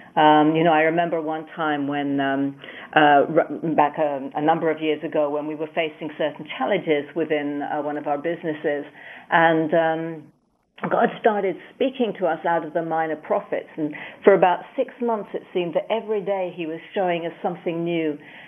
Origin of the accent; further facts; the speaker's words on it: United Kingdom; And I grew up in the UK.